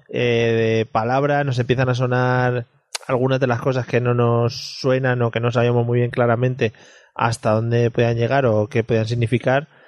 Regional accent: Spain; Porque somos españoles y muchos españoles.

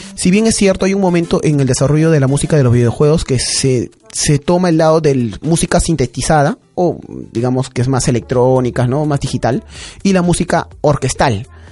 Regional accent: Peru; en el Perú

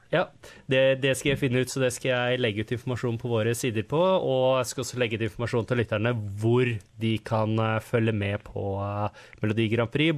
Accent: Norway; now in Australia

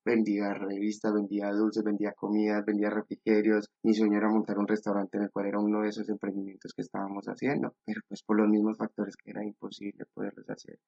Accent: Medellín, Antioquia, Colombia; moved away as an adult; now in Spain; Yo soy de Medellín

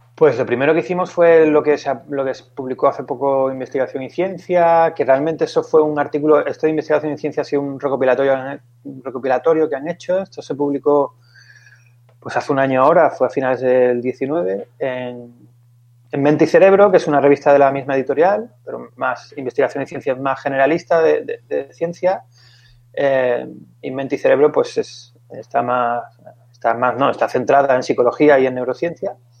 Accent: Seville, Andalusia, Spain; moved away as an adult; also born or lived in Valencia; yo soy de Sevilla

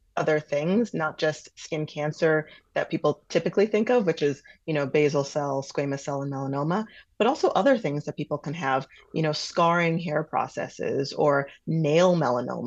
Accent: Milwaukee, Wisconsin, United States; I'm from Milwaukee. I love Milwaukee. I love southeastern Wisconsin

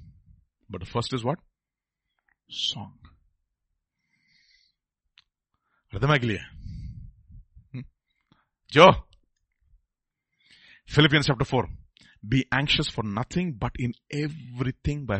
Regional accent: India; I'm from India

